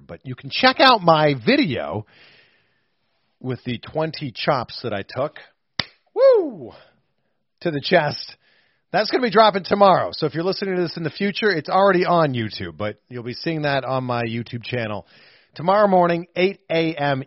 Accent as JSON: {"language": "English", "area": "half hour drive from Toronto", "region": "Ontario", "country": "Canada", "tie": "born or raised there", "also_born_or_lived": "Waterloo, Ontario", "said": "it was like a half hour drive from my hometown"}